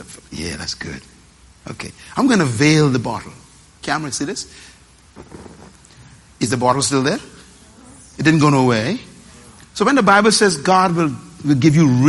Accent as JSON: {"language": "English", "town": "Nassau", "region": "New Providence", "country": "Bahamas", "tie": "born or raised there", "said": "I was born in Bain Town, sleeping on the floor"}